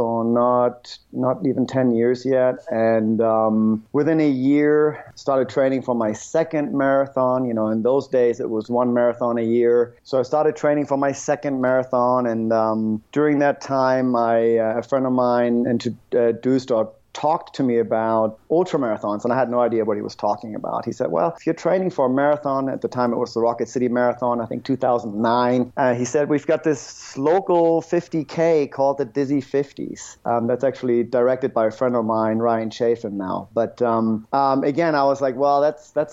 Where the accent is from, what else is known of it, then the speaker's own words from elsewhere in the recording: Northern Germany, Germany; moved away as an adult; now in Huntsville, Alabama, United States; originally I'm from Germany, northern Germany, which is actually pretty flat.